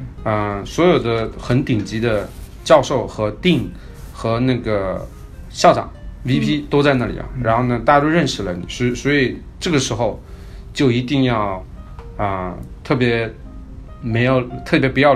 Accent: Chaozhou, Guangdong, China; also born or lived in Seattle; now in United States; 我是一个潮州人

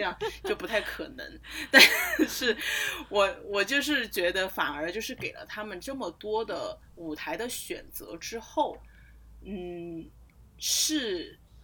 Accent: Sichuan, China; 我们这种四川盆地里出来的人

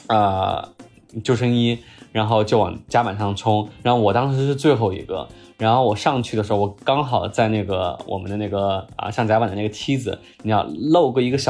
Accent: Chongqing, China; 我可以这样讲，就是我作为一个重庆人啊，重庆夏天四十三度、四十四五度的这个高温，我们也受过，对吧？

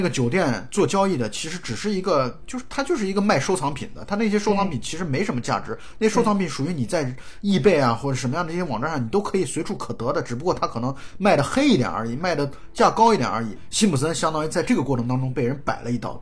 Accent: China; 我们作为中国人

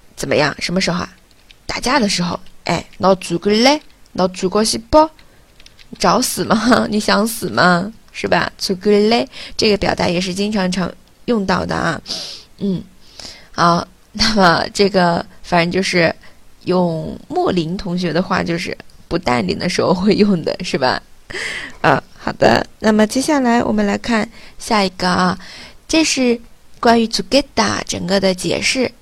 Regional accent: China; 我们中国人

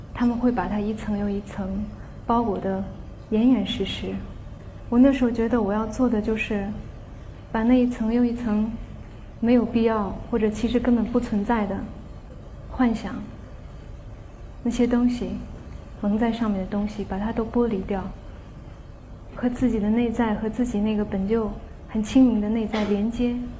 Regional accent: Qinghai, China; 我的家乡青海

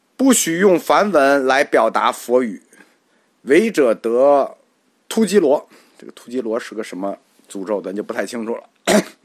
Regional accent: China; 这句话对我们中国人来说没问题

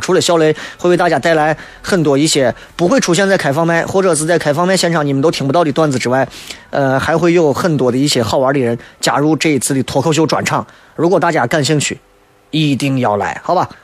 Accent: China; 作为一个中国人来讲

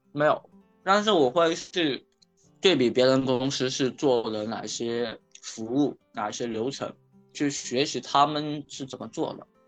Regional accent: Shenzhen, Guangdong, China; 我来自深圳，然后现在是一个自由职业者，现在在做陪诊师这个行业的一个创业

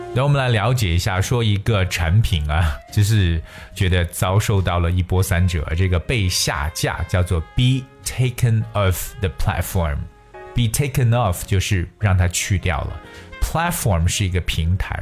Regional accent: China; 我们中国人

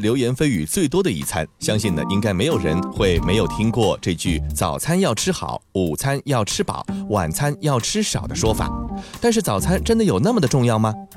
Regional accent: China; 在我们中国

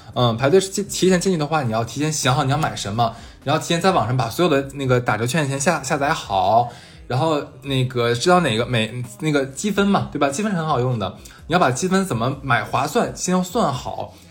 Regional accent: Sanya, Hainan, China; now in Shanghai, China; 我是今年我回了一趟家嘛， 回了一趟三亚

